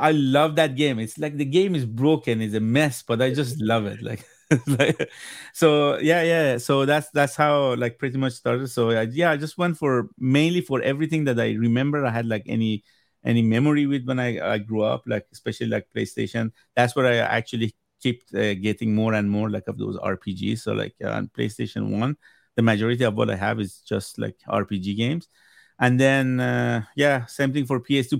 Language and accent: English; Iran; first language Persian; English is a second language; moved away; I'm originally from Iran, so where, when I was growing up back home